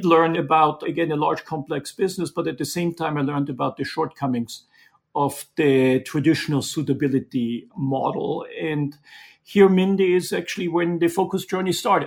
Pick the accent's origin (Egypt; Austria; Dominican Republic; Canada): Austria; moved away as an adult; also born or lived in Munich; now in New York, United States; As you can tell from my accent, I didn't grow up in Brooklyn, but I grew up in the mountains in Austria in an entrepreneurial family.